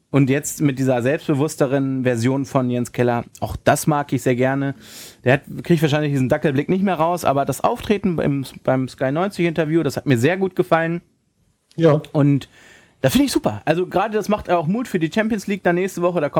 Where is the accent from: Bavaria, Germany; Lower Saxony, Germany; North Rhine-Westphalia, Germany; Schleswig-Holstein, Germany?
Lower Saxony, Germany; Hanover; als Hannoveraner, wie ich es bin, hauer, hauer, hauer, das hätte auch gut und gerne mal 4-5-0 ausgehen können.